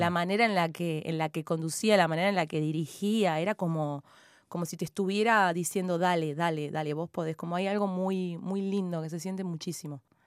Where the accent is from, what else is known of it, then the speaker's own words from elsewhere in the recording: Buenos Aires, Argentina; first language Spanish; moved away as an adult; now in Montreal, Canada; Yo soy de Barracas, entonces me crié en Barracas, en los viejos conventillos